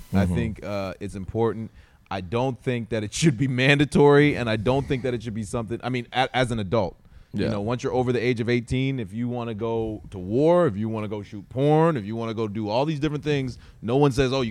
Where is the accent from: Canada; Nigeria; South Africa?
Canada; East Coast of Canada; moved away as an adult; also born or lived in Vancouver, Canada; now in Los Angeles, United States; No, I grew up in Canada on the East Coast, and then I lived in Vancouver for a short period of time. It was kind of a transition to L.A.